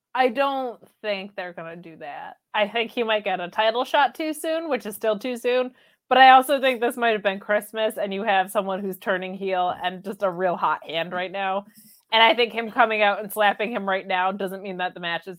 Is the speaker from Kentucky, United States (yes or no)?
no; Binghamton, New York, United States; My hometown of Binghamton, New York